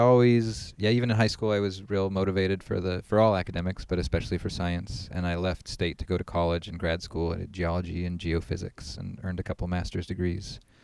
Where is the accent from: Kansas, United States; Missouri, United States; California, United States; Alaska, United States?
Alaska, United States; McGrath; also born or lived in Anchorage, Alaska; I grew up in McGrath, Alaska, so I moved up there when I was four